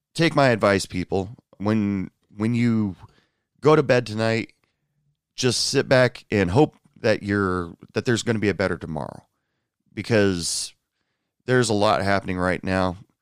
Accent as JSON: {"language": "English", "town": "Portland", "region": "Oregon", "country": "United States", "moved": "yes", "lives_now": "New York City, United States", "said": "I'm originally from the Portland area, uh, Portland area in Oregon"}